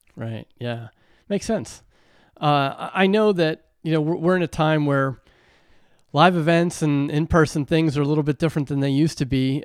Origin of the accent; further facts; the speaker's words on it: Western Pennsylvania, United States; growing up in Western Pennsylvania